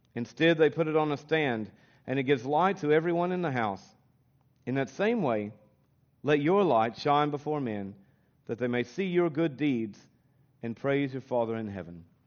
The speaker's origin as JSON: {"language": "English", "region": "Kentucky", "country": "United States", "tie": "born or raised there", "accent": "American", "moved": "as an adult", "lives_now": "Australia", "said": "we're from Kentucky"}